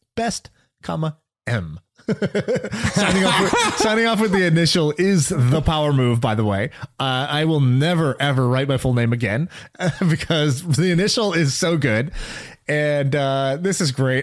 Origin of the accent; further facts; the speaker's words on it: Oklahoma, United States; although I'm an Indian dude, I was born in Oklahoma